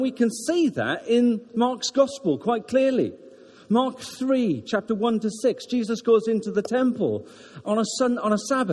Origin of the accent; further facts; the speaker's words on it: Wales, United Kingdom; now in Ruislip, United Kingdom; And I'm Welsh. I'm very Welsh